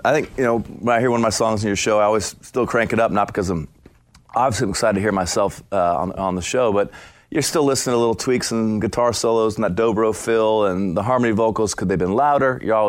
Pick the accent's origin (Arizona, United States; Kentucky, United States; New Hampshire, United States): Arizona, United States; now in Nashville, United States; I like Nashville. I'm from Arizona. I prefer the West